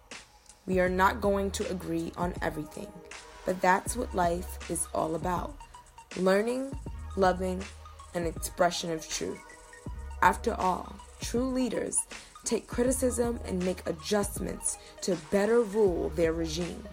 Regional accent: United States; also born or lived in Ghana; I am a Muslim woman, Black Muslim woman in America.

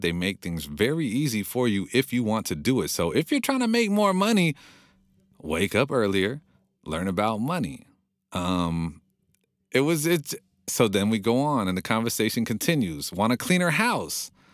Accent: Monrovia, California, United States; I grew up in Monrovia, which is a very hipsterville, trendy city right now

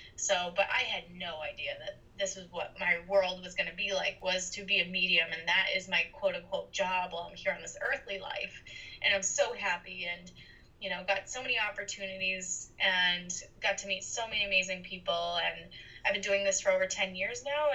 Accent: Boston, Massachusetts, United States; now in Los Angeles, United States; I was born and raised in Boston, Massachusetts, and I now live in Los Angeles, California.

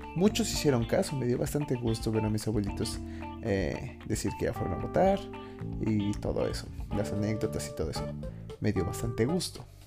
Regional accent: Mexico; also born or lived in Mexico City; como buen mexicano

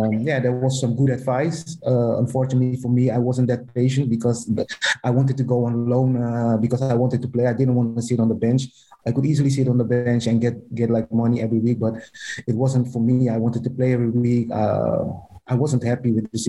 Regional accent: Amsterdam, North Holland, Netherlands; I'm from Amsterdam

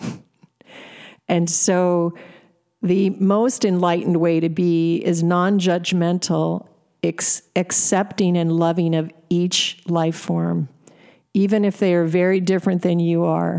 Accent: Alaska, United States; I was raised in Alaska

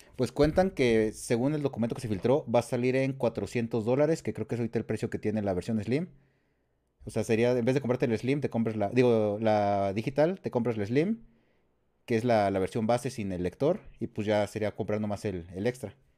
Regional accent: San Luis Potosí, Mexico; de San Luis Potosí, de la, tierra de las enchiladas potosinas

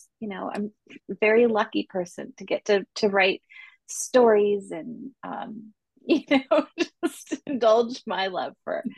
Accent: Santa Cruz, California, United States; born there; I was born in Santa Cruz, lived all kinds of different places, and now I live not in Santa Cruz, but in the Bay Area

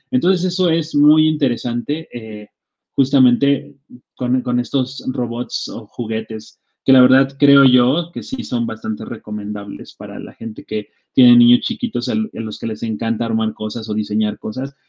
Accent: Atlacomulco, State of Mexico, Mexico; yo soy de Atlacomulco, un, pueblo en el Estado de México

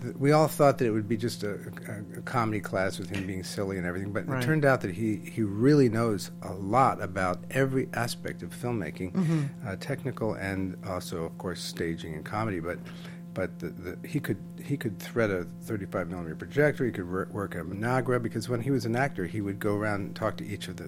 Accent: Radnor, Pennsylvania, United States; also born or lived in Lebanon, Pennsylvania; I was born in Lebanon, Pennsylvania, but then I grew up outside of Philadelphia at Radnor, mm-hmm. the Rosemont area, and went to Radnor High

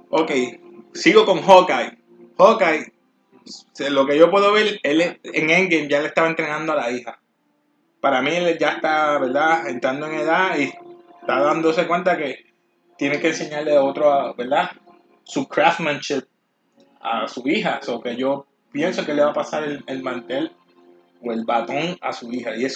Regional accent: Puerto Rico; Todos somos mezclados aquí somos estos boricuas

